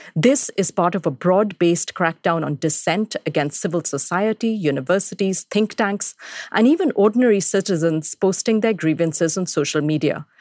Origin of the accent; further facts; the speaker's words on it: Delhi, India; moved away as an adult; now in United States; people in my hometown of Delhi